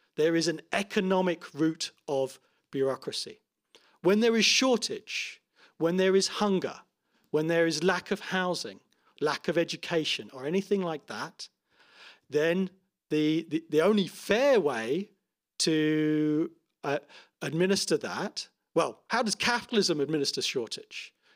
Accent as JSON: {"language": "English", "town": "Toronto", "region": "Ontario", "country": "Canada", "tie": "born or raised there", "said": "my hometown of Toronto"}